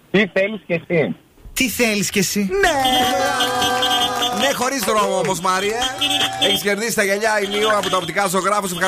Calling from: Pylaia, Central Macedonia, Greece; Είμαι από Πηλαία.

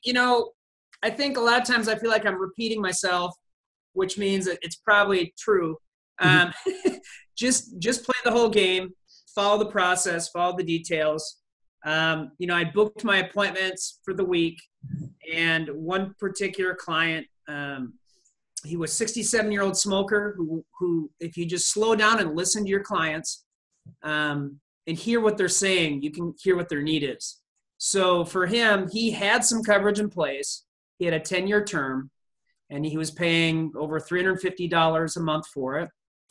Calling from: West St. Paul, Minnesota, United States; I'm calling from West St. Paul, Minnesota, which is south of St. Paul

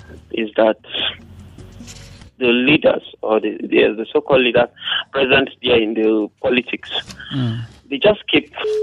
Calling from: Jos, Plateau, Nigeria; calling from Rayfield.

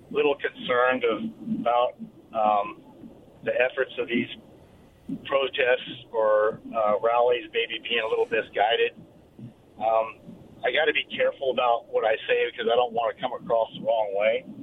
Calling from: Kentucky, United States; from Kentucky.

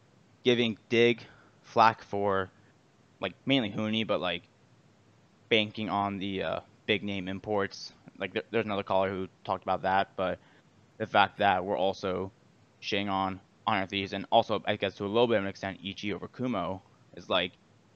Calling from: Fort Worth, Texas, United States; I'm calling from Fort Worth, Texas.

